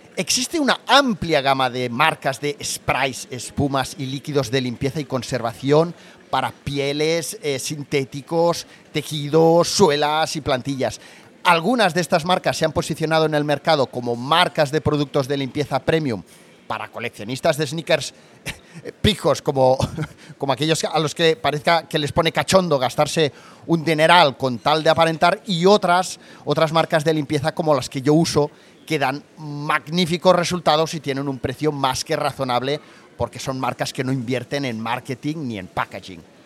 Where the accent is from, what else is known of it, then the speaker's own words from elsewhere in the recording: Barcelona, Catalonia, Spain; Siendo de aquí, ¿no? De pues, Barcelona yo.